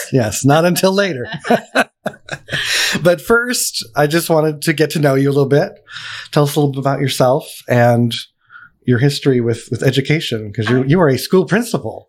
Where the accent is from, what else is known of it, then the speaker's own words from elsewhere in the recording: Allentown, Pennsylvania, United States; I'm from Pennsylvania Where? too, Allentown.